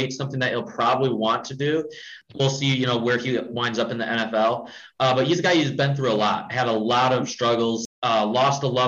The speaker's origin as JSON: {"language": "English", "region": "Michigan", "country": "United States", "moved": "as an adult", "said": "I'm a proud Michigander. So I'm from Michigan right now. I'm out of state at college, but proud Michigander"}